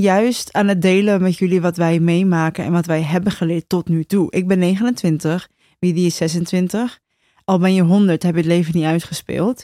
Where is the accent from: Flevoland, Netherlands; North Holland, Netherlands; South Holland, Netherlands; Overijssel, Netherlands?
South Holland, Netherlands; Rotterdam; We zijn ook Rotterdams, hè? Naast dat, we zijn Rotterdammers en ik heb gewoon een grote bek